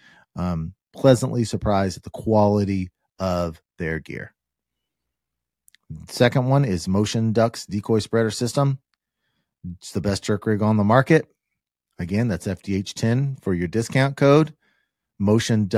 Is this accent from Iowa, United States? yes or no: no; Kansas, United States; I'm from Kansas